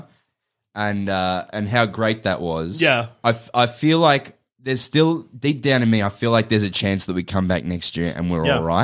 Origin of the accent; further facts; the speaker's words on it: Adelaide, South Australia, Australia; I grew up in Adelaide